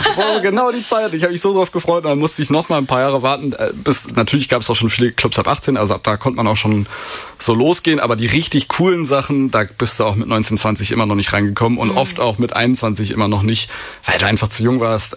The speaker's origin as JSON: {"language": "German", "region": "Berlin", "country": "Germany", "moved": "as an adult", "lives_now": "Lüneburg, Germany", "said": "als Berliner"}